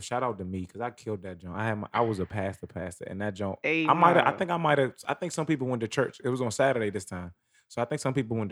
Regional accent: Charlotte, North Carolina, United States; I'm from Charlotte

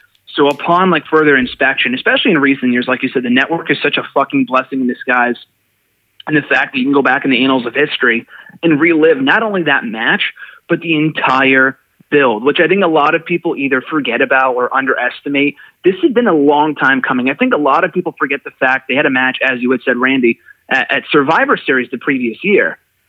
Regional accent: Connecticut, United States; I was born in 1995, so unfortunately I was born literally 2 months after the absolute worst WrestleMania of all time, WrestleMania 11, in my home state, too

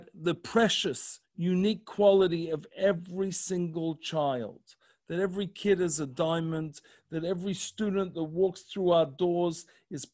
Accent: Melbourne, Victoria, Australia; moved away as an adult; now in Columbus, United States; I'm from Melbourne, but I had a job offering in Sydney.

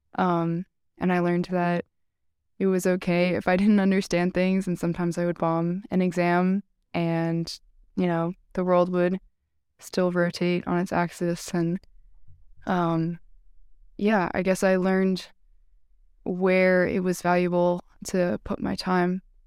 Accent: Massachusetts, United States; I'm from Massachusetts. I grew up twenty minutes from Tufts, and I've lived in Massachusetts my whole life.

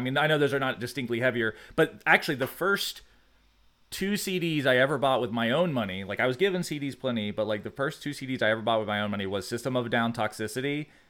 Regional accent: Georgia, United States; I was raised in South Georgia.

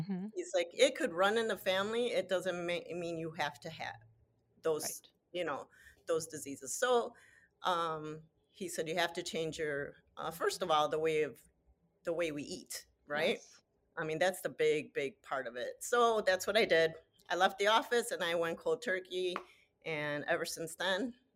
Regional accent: Chicago, Illinois, United States; I am born and raised in Chicago

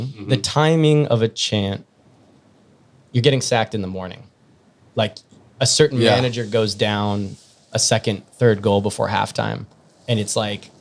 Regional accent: United States; I'm like an American

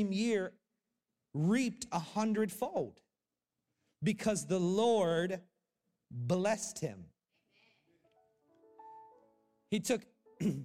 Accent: Florida, United States; I grew up in Florida, also known as heaven

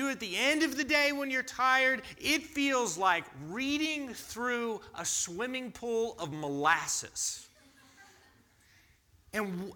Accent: United States; as an American culture

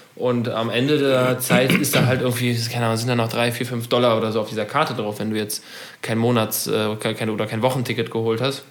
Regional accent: Germany; wir Deutschen

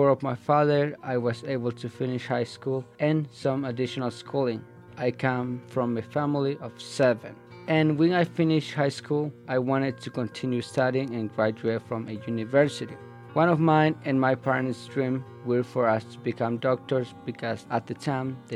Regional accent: San Mateo Ixtatán, Huehuetenango, Guatemala; first language Mayan; English is a second language; I am from a town called San Mateo Ixtatán, Guatemala. I am of Mayan origin. My first language is Mayan and I also speak Spanish and English.

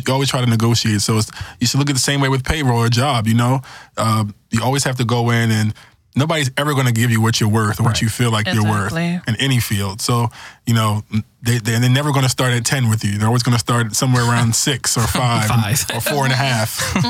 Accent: New York, United States; Well, I'm from New York, so that's my hometown.

